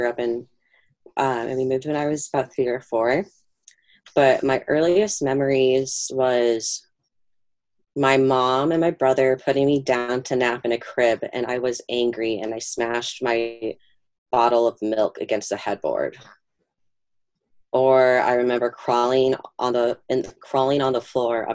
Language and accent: English; Fort Dodge, Iowa, United States; now in New York, United States; I was born in Fort Dodge, Iowa in 1993.